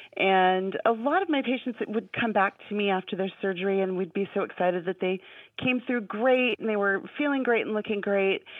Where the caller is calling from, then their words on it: Anchorage, Alaska, United States; I'm calling from Anchorage, Alaska